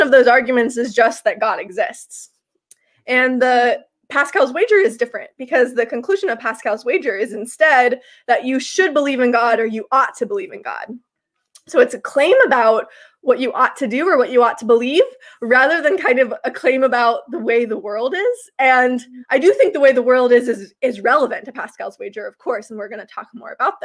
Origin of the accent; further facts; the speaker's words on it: Kansas, United States; moved away as an adult; now in Toronto, Canada; I'm from Kansas